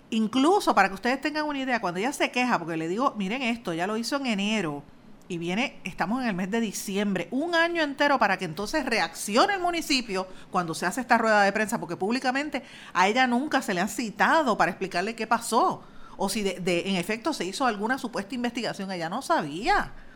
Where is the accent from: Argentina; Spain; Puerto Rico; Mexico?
Puerto Rico; Guaynabo; soy de Guainabo